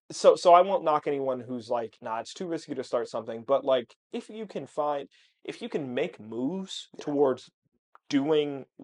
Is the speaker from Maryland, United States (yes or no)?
yes; Maryland, United States; also born or lived in New Jersey / Pennsylvania; now in Chicago, United States; I'm from Maryland initially